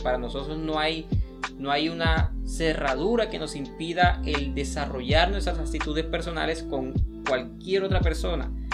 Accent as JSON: {"language": "Spanish", "country": "Colombia", "said": "nos compone a nosotros como colombianos"}